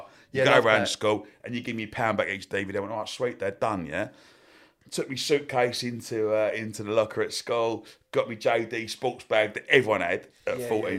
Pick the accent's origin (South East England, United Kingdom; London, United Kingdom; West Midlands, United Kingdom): London, United Kingdom; Romford; Like, I grew up on Main Road in Romford.